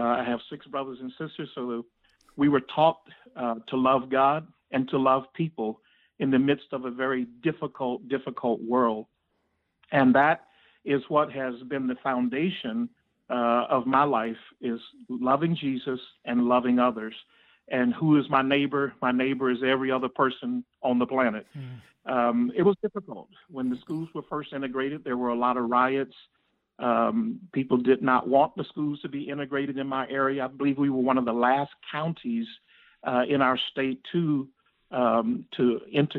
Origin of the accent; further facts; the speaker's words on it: Florida panhandle, United States; I was raised in the panhandle of Florida, right near Georgia and Alabama